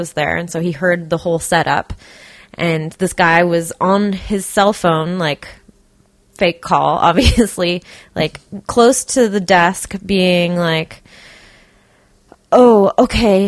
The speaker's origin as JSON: {"language": "English", "town": "Burnaby", "region": "British Columbia", "country": "Canada", "tie": "born or raised there", "said": "I grew up in Burnaby also"}